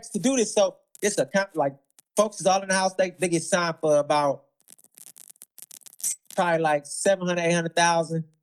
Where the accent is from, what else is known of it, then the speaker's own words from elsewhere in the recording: the South, United States; look, I'm talking about I'm I'm already reckless because I'm from South.